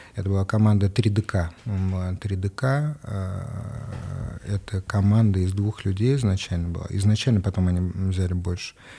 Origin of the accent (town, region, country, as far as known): Moscow, Russia; born or raised there